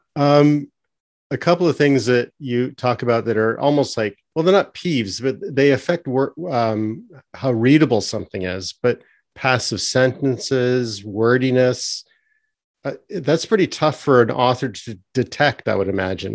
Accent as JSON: {"language": "English", "country": "Canada", "also_born_or_lived": "between Toronto and cottage country", "said": "as a Canadian"}